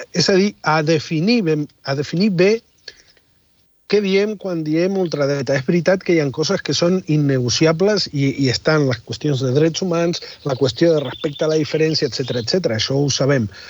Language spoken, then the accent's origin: Catalan; Argentina; now in Catalonia, Spain; Jo he viscut molts anys a Catalunya com a argentí sense tenir dret a vot